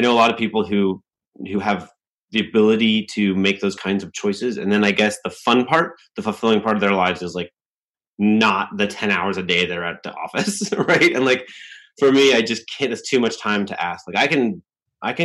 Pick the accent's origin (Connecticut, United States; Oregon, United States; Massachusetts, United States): Oregon, United States; Newberg; also born or lived in England; I was born in England, and my dad was a doctor, and there was a shortage of doctors in the US. So they recruited doctors from overseas with green cards. And so we were one of these families that in the mid 70s moved from England to a little town outside Portland, Oregon called Newburgh